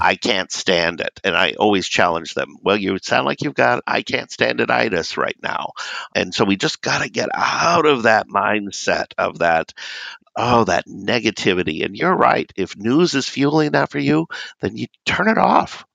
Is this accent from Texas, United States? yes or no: no; Southern California, United States; moved away; I grew up in Southern California and we did not have snow.